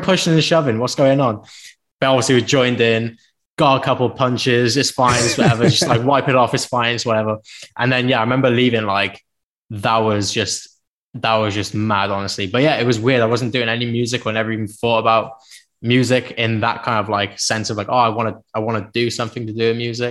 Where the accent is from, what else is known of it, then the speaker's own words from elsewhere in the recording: Penarth, Wales, United Kingdom; also born or lived in Cardiff; I was from Penarth